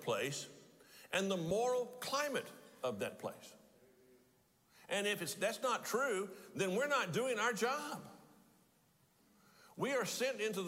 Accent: Texas, United States; as a Texan

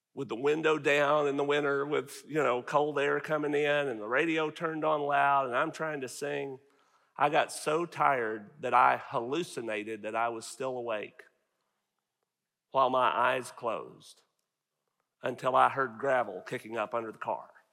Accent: Northeast Arkansas, United States; moved away as an adult; now in Farmersville, United States; I grew up in Northeast Arkansas

